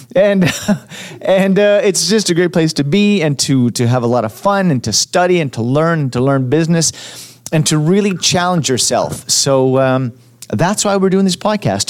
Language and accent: English; Montreal, Quebec, Canada; also born or lived in Edmonton; now in Vancouver, Canada; I'm from Montreal and and I moved to Edmonton